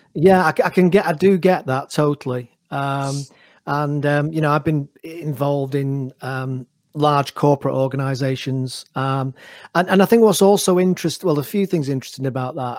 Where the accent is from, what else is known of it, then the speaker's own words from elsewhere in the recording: Manchester, North West England, United Kingdom; I'm Mancunian myself, so I'm in Manchester at the moment